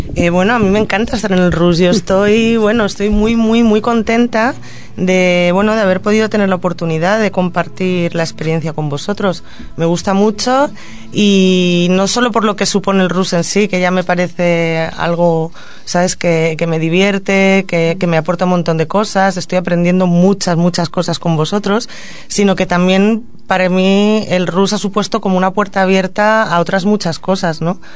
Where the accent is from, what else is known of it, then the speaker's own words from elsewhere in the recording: Madrid, Community of Madrid, Spain; also born or lived in Catalonia; now in Tordera, Spain; si tengo que contestar el origen desde la infancia, pues de Madrid, pero me considero catalana